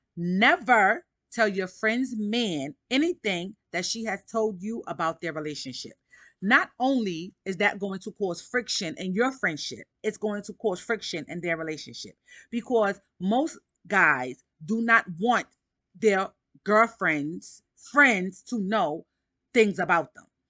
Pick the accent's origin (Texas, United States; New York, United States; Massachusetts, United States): New York, United States; New York City; I'm from Harlem